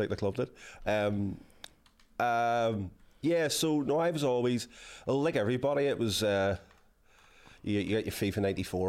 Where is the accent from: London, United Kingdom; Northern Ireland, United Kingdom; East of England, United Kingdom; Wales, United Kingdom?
Northern Ireland, United Kingdom; Belfast; I'm from Ardoyne.